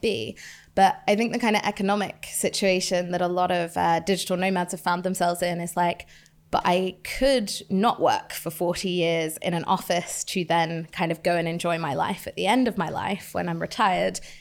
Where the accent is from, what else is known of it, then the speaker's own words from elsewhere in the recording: United Kingdom; my hometown here in the U K